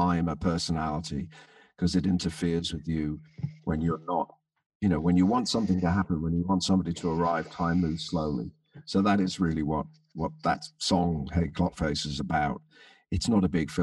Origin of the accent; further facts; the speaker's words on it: London, United Kingdom; also born or lived in Birkenhead / Merseyside; I was christened in Birkenhead, but I was born in London. So I spent all my, most of my school holidays on Merseyside